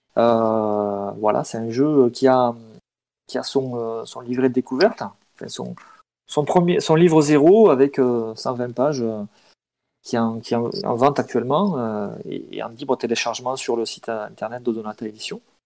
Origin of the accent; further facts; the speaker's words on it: Pyrénées-Orientales, Occitania, France; j'ai grandi dans les Pyrénées-Orientales